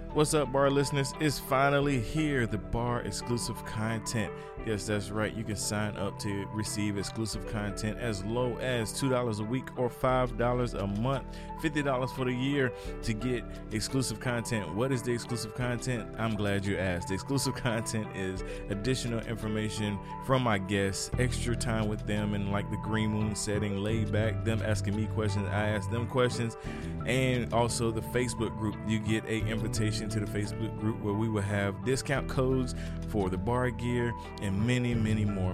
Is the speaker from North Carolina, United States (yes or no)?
yes; North Carolina, United States; now in South Carolina, United States; I'm originally from North Carolina